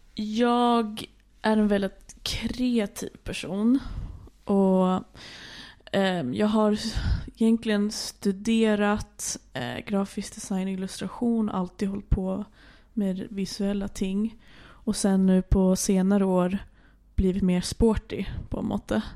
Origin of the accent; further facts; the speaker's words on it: Stockholm, Stockholm County, Sweden; moved away as an adult; also born or lived in Arendal, Norway; now in Norway; jag eh, är uppväxt i Stockholm